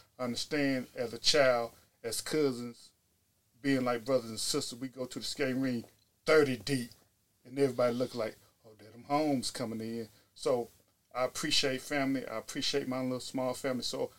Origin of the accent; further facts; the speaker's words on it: Cleveland, Ohio, United States; now in Birmingham, United States; I was implanted from Cleveland, Ohio to Birmingham